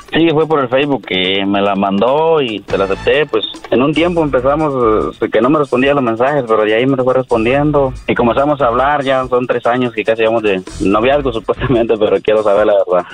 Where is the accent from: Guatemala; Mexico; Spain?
Guatemala; moved away; soy de Guatemala también